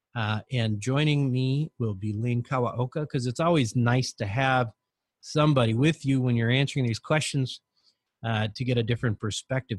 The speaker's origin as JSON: {"language": "English", "country": "United States", "tie": "born or raised there", "said": "the opportunity to grow up as an American"}